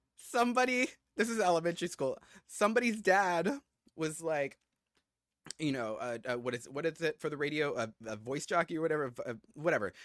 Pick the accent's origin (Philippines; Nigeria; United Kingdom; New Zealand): Philippines; we're both Filipino